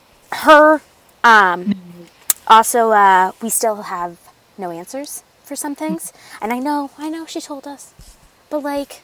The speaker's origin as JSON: {"language": "English", "country": "United States", "said": "I am American."}